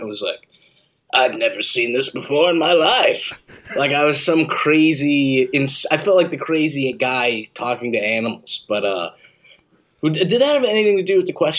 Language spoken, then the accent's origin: English; Saudi Arabia; moved away; But I grew up in Saudi. Like, I'm not a country boy, but my family's from, like, the country.